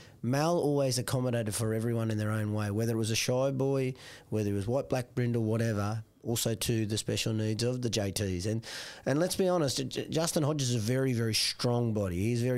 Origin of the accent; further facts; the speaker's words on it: Warwick, Queensland, Australia; this year it's at Warwick, my hometown.